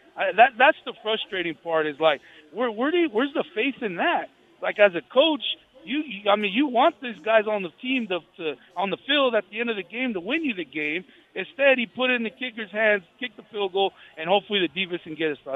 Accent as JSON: {"language": "English", "town": "Fresno", "region": "California", "country": "United States", "said": "I'm from Fresno"}